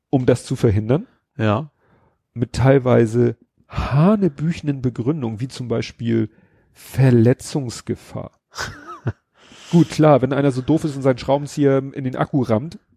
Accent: Hamburg, Germany; Für mich als Hamburger ist klar, eine Ladesäule hat einen Zähler drinne.

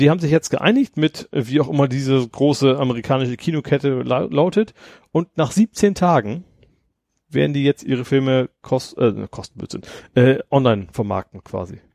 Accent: Lohne, Lower Saxony, Germany; bei uns in unserem Dörfchen in Lohne

